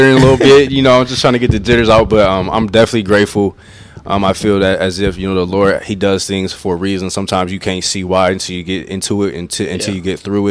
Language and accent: English; Akron, Ohio, United States; I'm from Akron, Ohio, born and raised